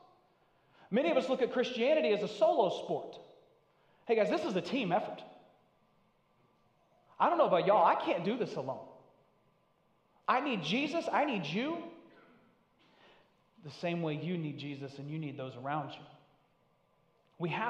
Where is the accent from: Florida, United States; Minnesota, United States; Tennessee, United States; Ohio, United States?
Tennessee, United States; Northeast; now in New England, United States; I'm from Northeast Tennessee. I'm about as far from native to New England as you can get.